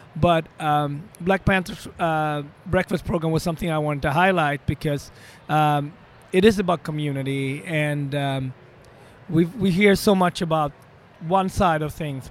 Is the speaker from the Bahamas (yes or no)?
no; Sweden; moved away; also born or lived in Ethiopia; I was born in African Ethiopia in a small village, but I was raised extremely opposite in, the, in uh, Sweden, in northern part of Europe